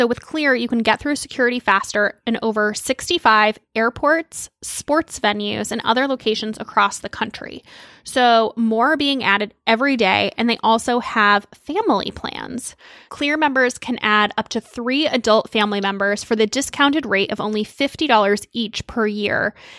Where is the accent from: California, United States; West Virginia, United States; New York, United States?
New York, United States; And that's pretty major for me as a New Yorker because I don't have time or patience to deal with uncomfortable shoes because I'm walking everywhere.